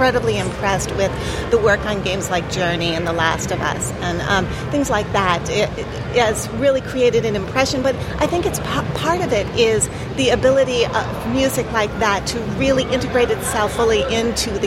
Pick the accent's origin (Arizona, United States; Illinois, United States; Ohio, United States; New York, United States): New York, United States; New York City; I'm actually from the New York City area